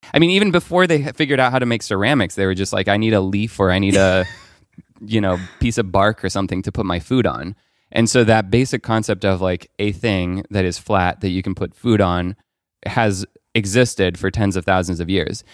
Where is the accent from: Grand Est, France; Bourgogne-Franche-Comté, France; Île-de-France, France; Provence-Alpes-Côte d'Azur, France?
Île-de-France, France; Paris; I grew up in Paris.